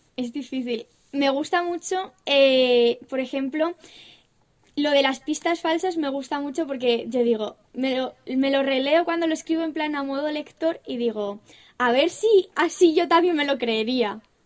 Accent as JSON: {"language": "Spanish", "region": "Castilla-La Mancha", "country": "Spain"}